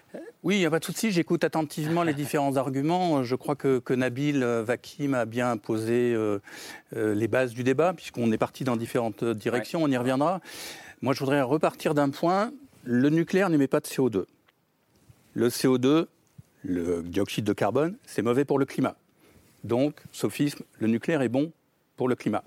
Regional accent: France; nous nous sommes engagés en tant que Français

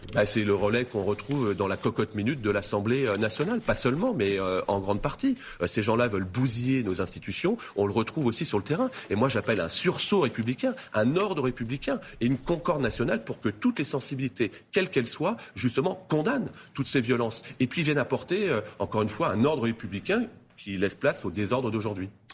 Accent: Spézet, Brittany, France; Je suis originaire de Bretagne, dans un petit village qui s'appelle Spézet, dans le Finistère Sud

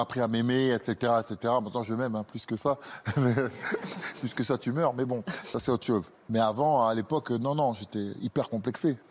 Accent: Grigny, Île-de-France, France; J'ai grandi à Grigny-la-Grande-Borne

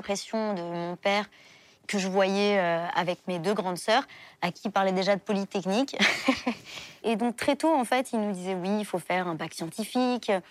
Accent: Paris, Île-de-France, France; also born or lived in Levallois-Perret; je suis née à Levallois-Perret, mais j'ai toujours vécu à Paris

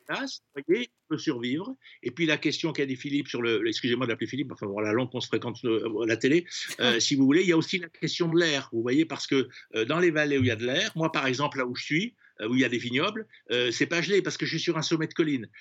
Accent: Provence-Alpes-Côte d'Azur, France; chez moi en Provence, on arrose en fait les vergers la nuit

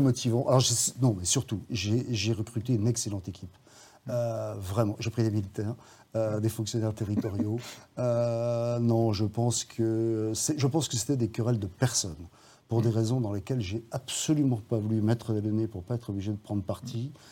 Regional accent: Saint-Étienne, Auvergne-Rhône-Alpes, France; moved away as an adult; also born or lived in Mauriac, Cantal / Lyon; j'ai grandi à Saint-Étienne, je l'ai quitté, en fait, euh, pour commencer mes études de droit à Lyon.

